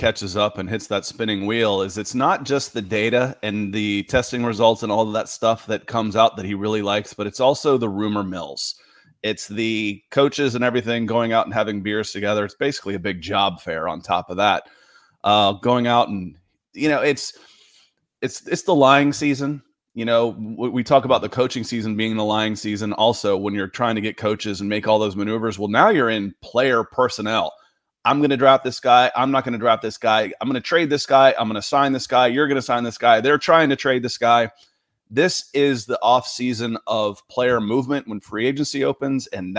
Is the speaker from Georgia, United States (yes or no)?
yes; Atlanta, Georgia, United States; we're both from Atlanta